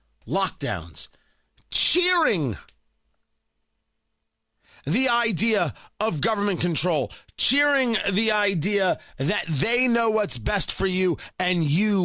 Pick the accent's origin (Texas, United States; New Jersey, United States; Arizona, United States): New Jersey, United States; moved away; Growing up in Jersey